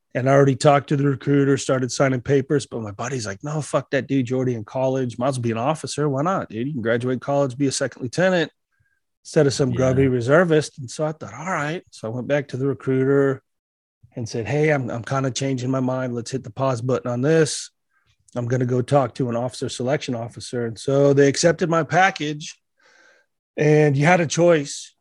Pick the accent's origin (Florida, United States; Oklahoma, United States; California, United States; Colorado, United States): Colorado, United States; I'm a Colorado boy. And, yeah. Uh, grew up in a real small mountain town of about 300 people. It's probably about a half hour outside of Colorado Springs